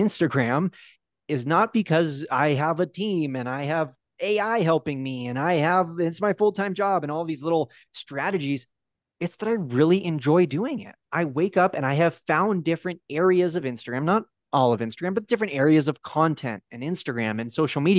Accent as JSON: {"language": "English", "region": "California", "country": "United States", "tie": "born or raised there", "lives_now": "Park City, United States", "said": "born and raised in California, but over the last 4 years, my now wife and I, we've moved around quite a bit. And right now we live in Park City, Utah."}